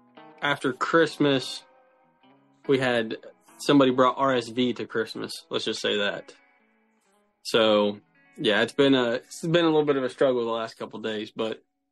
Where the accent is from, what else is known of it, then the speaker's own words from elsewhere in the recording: Ohio, United States; I'm from Central Ohio.